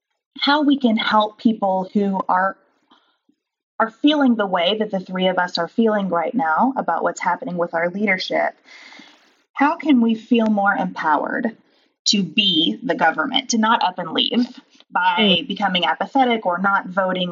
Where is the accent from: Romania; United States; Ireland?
United States; Kentucky; I grew up in Kentucky